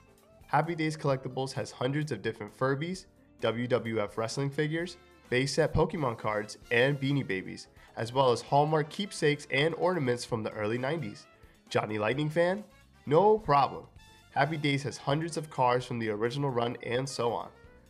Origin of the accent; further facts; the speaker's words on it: Connecticut, United States; I'm from Connecticut, so I don't pronounce my G's at the end of my words.